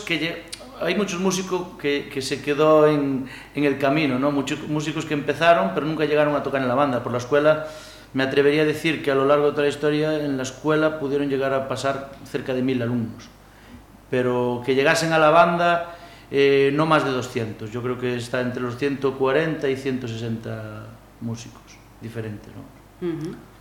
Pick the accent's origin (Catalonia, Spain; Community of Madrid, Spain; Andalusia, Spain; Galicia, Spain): Galicia, Spain; Cheve; soy de Cheve